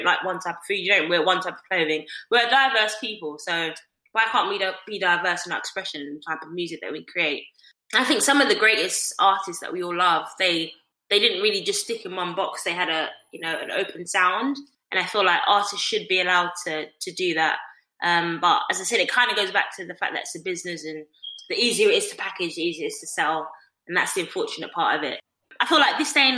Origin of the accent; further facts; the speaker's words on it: London, United Kingdom; I'm East Londoner. I grew up in the East and with my family